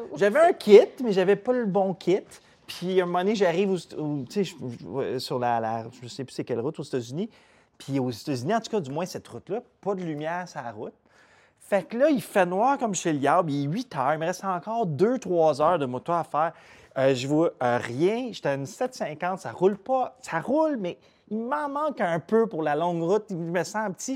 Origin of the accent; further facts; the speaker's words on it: Chesterville, Quebec, Canada; je viens de Chesterville, c'est un petit village proche d'Amnord